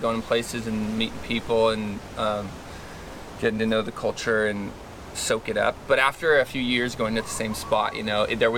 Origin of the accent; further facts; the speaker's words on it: Ojai, California, United States; We grew up in Ojai